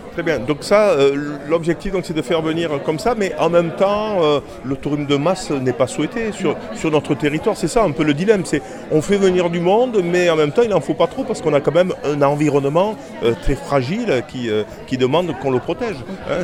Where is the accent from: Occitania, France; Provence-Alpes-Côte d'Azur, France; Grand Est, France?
Occitania, France; Petite Camargue; chez nous en Petite Camargue